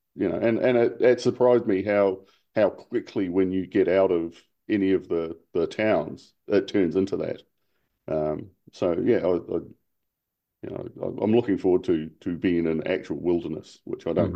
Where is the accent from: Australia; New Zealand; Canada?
New Zealand; now in Hong Kong; as a New Zealander.